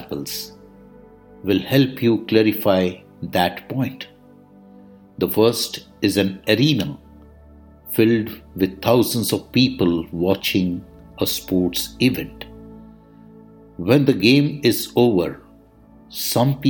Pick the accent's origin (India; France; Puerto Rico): India; I am the Indian monk